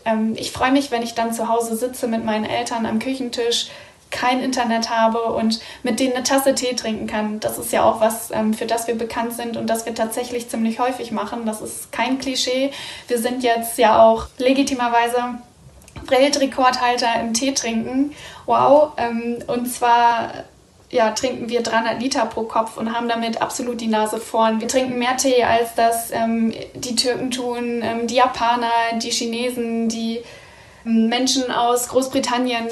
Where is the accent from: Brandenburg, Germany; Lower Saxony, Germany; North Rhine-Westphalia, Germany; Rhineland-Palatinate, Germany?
Lower Saxony, Germany; Leer; meine Heimat Ostfriesland